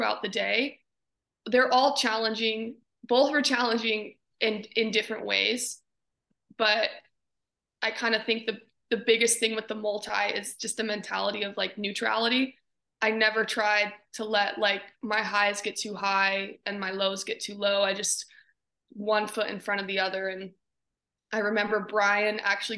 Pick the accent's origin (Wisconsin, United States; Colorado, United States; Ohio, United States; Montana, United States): Montana, United States; Butte; growing up in Butte and that culture is it's just very like hardworking, gritty individuals